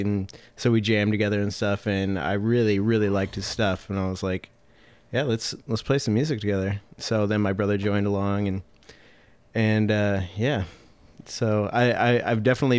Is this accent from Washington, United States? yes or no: yes; Seattle, Washington, United States; I'm from Seattle, born and raised.